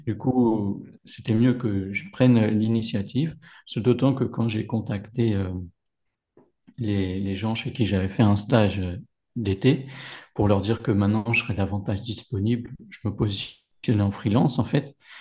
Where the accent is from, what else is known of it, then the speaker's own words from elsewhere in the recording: Paris region, Val-d'Oise, Île-de-France, France; moved away as an adult; now in Morocco; J'ai grandi euh, dans la région parisienne, dans le 95, à la frontière de, de l'Oise